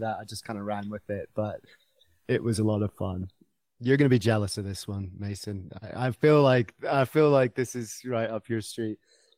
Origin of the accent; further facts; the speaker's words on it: United Kingdom; accent: mid-Atlantic; now in Colorado, United States; And I'm coming from Colorado via the UK, which is why I've got this kind of weird mid-Atlantic accent. I've lived here for a long time, so you've stolen a few of my vowels. But originally, I'm from the UK.